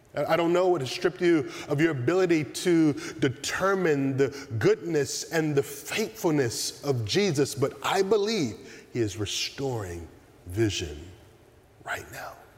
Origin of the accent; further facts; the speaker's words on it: the South, United States; Growing up in the South